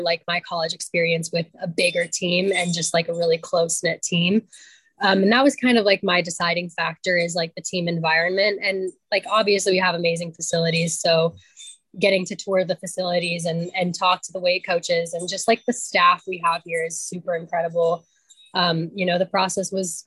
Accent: Tucson, Arizona, United States; I grew up in the Tucson community

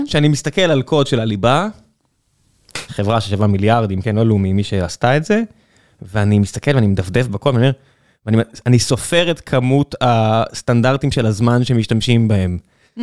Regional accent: Beersheba, Southern District, Israel; אני, אני מכיר את זה מן הסתם כבאר שבעי

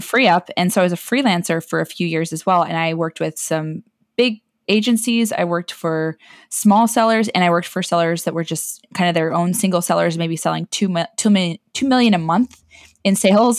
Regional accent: San Diego, California, United States; also born or lived in Florida; raised the rest of the time in San Diego

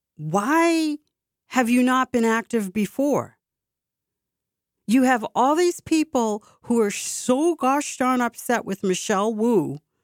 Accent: Boston, Massachusetts, United States; my hometown

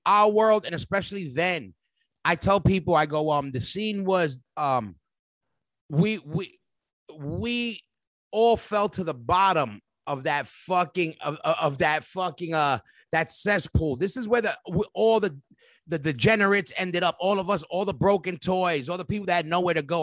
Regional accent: New York City, New York, United States; being a New Yorker since obviously the roots are there, being in New York

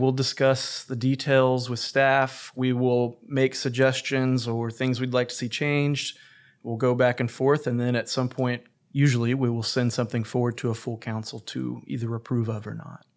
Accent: Norman, Oklahoma, United States; also born or lived in Dallas; growing up in Norman, right near the railroad tracks as well

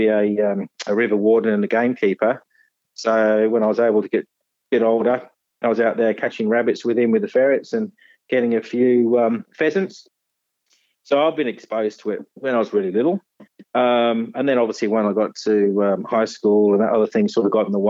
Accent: Nottinghamshire, East Midlands, United Kingdom; moved away as an adult; now in Tasmania, Australia; I was born in Robin Hood country in Nottinghamshire back in 1969

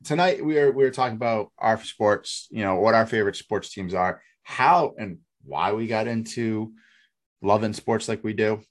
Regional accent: New Hampshire, United States; moved away; growing up in Bu, the New Hampshire area

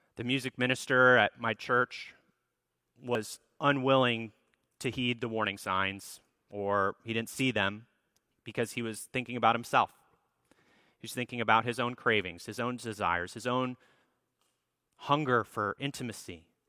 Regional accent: Minneapolis, Minnesota, United States; the church that I grew up at in Minneapolis, Minnesota

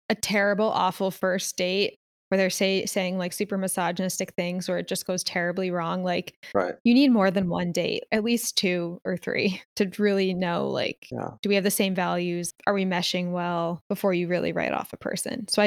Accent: Philadelphia, Pennsylvania, United States; now in Los Angeles, United States; like I came from Philly. I was used to a certain type of person and environment. So like coming to LA with this type of person and environment was like jarring for me.

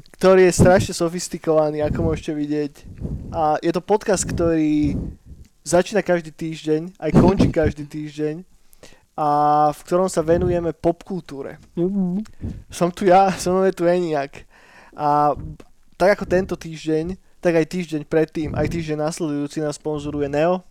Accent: Trnava, Trnava Region, Slovakia; u nás v Trnave postavili prvý skatepark na Slovensku

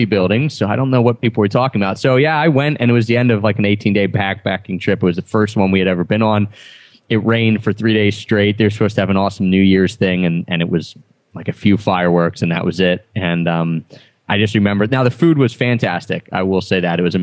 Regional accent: Philadelphia, Pennsylvania, United States; I'm from Philadelphia

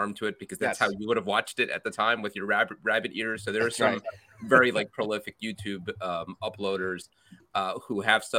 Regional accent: New York, United States; I grew up in New York in the 80s.

